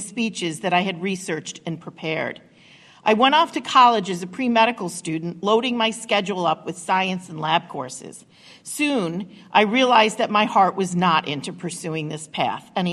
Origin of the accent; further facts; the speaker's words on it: Rochester, New York, United States; my hometown of Rochester, New York